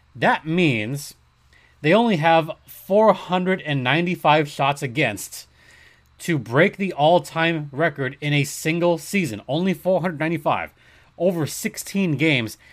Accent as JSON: {"language": "English", "country": "United States", "said": "Me being an American citizen"}